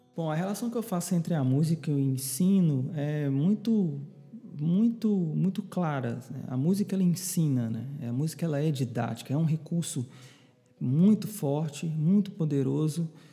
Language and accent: Portuguese; Belo Horizonte, Minas Gerais, Brazil; moved away as an adult; now in João Pessoa, Brazil; Eu nasci em Belo Horizonte, sou mineirinho da Gema, como a gente costuma falar lá